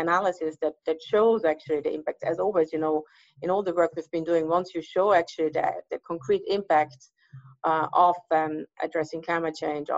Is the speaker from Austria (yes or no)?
yes; Graz, Styria, Austria; now in California, United States; where I grew up in Austria, in Styria